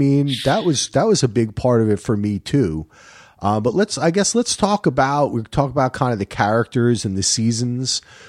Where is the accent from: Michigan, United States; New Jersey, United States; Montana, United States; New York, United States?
New Jersey, United States; I grew up near the Watchung Mountains, and there was a horse stable up there, and I rode horses all the time.